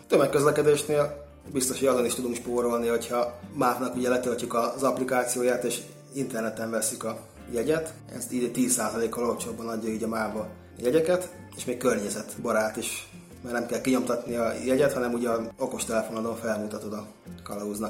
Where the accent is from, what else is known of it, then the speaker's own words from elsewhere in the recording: Great Hungarian Plain, Hungary; én ugye alföldi vagyok